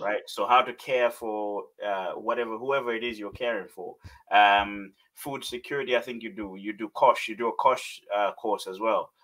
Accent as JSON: {"language": "English", "country": "Malawi", "tie": "born or raised there", "said": "Growing up in Malawi"}